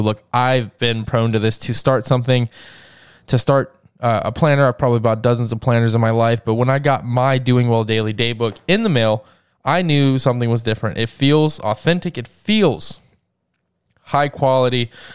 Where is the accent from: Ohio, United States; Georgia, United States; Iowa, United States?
Georgia, United States; my home state of Georgia